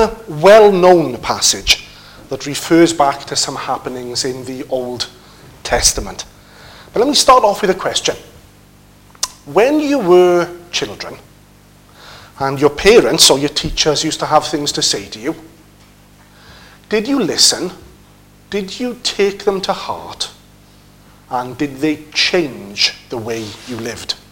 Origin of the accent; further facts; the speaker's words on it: United Kingdom; also born or lived in Wrexham; being British people